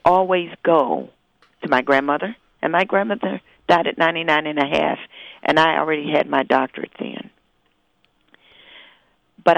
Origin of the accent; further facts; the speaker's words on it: Huntington, West Virginia, United States; moved away as an adult; now in Ann Arbor, United States; I was born in Huntington. And I left Huntington in 1961. So I spent my whole years in Huntington.